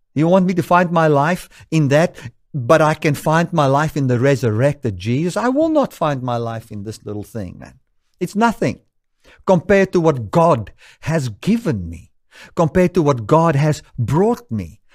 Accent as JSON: {"language": "English", "country": "South Africa", "said": "I can say I am a South African according to the laws of this country"}